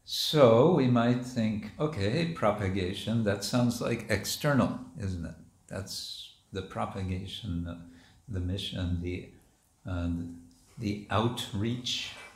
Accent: United States; moved away; When I was a kid growing up in America

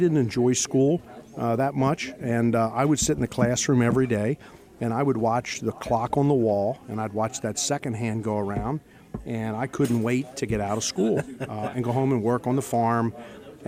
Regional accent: southern York County, Pennsylvania, United States; I grew up in southern York County, and I grew up on a farm

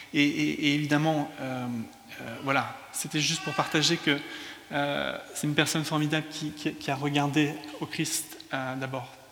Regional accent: France; also born or lived in England; now in London, United Kingdom; je suis anglais, mais culturellement, je suis français. Euh, quand je parle en anglais, je parle comme un français

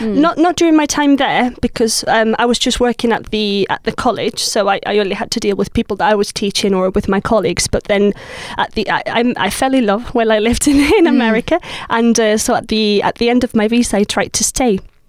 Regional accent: Spain; moved away as an adult; also born or lived in South Carolina, United States; now in England; I'm from Spain, so living here sometimes I get lonely or homesick

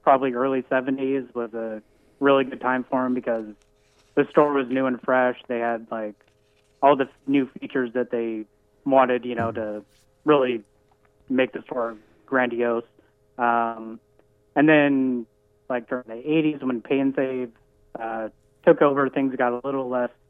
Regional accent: Centralia, Washington, United States; born or raised there

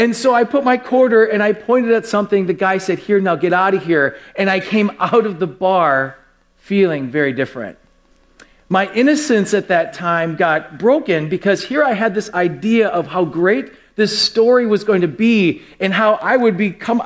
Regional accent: West Milwaukee, Wisconsin, United States; when I was very young, I grew up in West Milwaukee

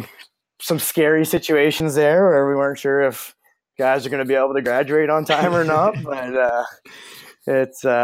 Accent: Toronto, Ontario, Canada; moved away as an adult; also born or lived in Orangeville, Ontario; now in Burlington, United States; my hometown boys, the Leafs

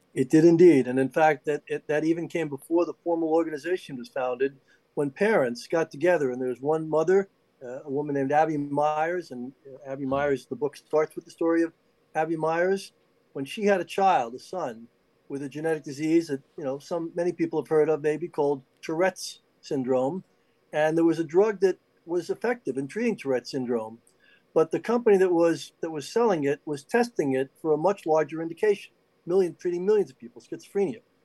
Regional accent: New York, United States; everybody in New York, of course, we all knew growing up in New York

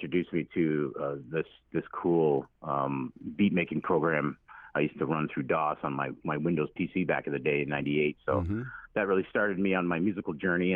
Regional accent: Fort Erie, Ontario, Canada; also born or lived in Buffalo, New York / Six Nations; I was born in Buffalo, New York. I grew up in just across the river there in Fort Erie, Ontario. I grew up here

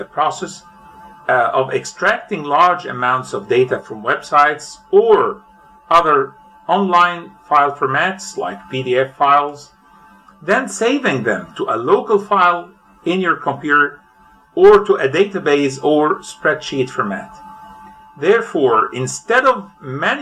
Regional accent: Cairo, Cairo Governorate, Egypt; I am from Cairo, Egypt.

